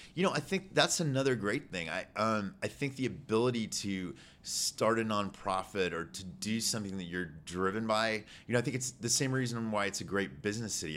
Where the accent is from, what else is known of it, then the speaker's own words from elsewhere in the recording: Houston, Texas, United States; also born or lived in New York; I grew up in the River Oaks area